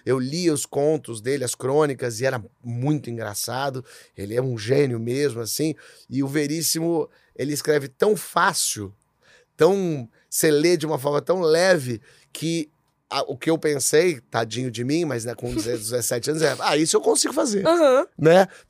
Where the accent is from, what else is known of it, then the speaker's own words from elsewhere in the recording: São Paulo, Brazil; moved away as an adult; also born or lived in Rio de Janeiro / Portugal; Então eu meio que larguei minha cidade, meu estado, que era São Paulo